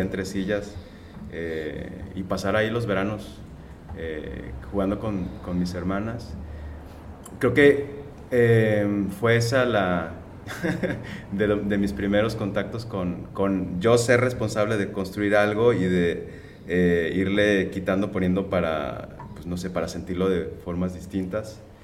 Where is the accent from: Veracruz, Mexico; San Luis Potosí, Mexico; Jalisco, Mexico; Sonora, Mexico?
Jalisco, Mexico; Guadalajara; moved away as an adult; also born or lived in Mexico City; now in Tijuana, Mexico; estudié allá mismo, yo soy de Guadalajara